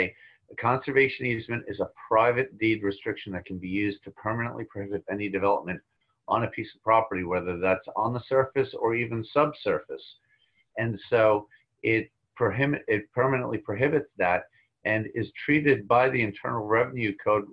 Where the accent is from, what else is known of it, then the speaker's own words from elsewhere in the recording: Long Island, New York, United States; I grew up on Long Island